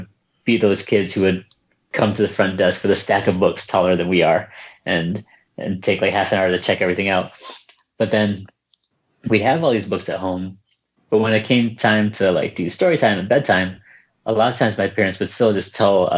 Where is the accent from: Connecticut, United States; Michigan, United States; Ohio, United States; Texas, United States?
Connecticut, United States; first language Vietnamese; English is a second language; the skinny Vietnamese American version of me growing up in Connecticut